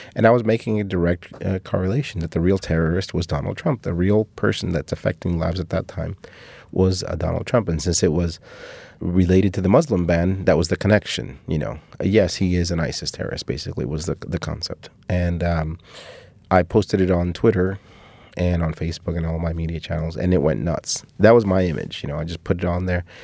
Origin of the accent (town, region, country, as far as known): Cuba; born or raised there; moved away